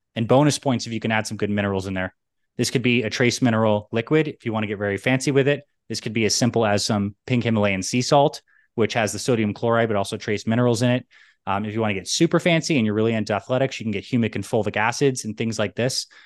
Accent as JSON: {"language": "English", "region": "New York", "country": "United States", "tie": "born or raised there", "also_born_or_lived": "Canada", "said": "I was born in New York and split my time between New York and Canada"}